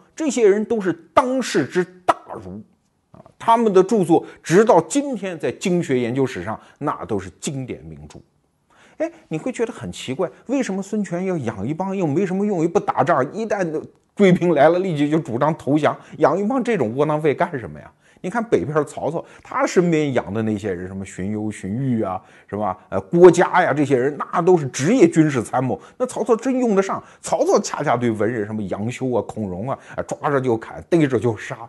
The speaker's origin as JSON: {"language": "Chinese", "region": "southern China", "country": "China", "tie": "born or raised there", "said": "我还记得那是南方的冬天特别冷啊，我在我老家"}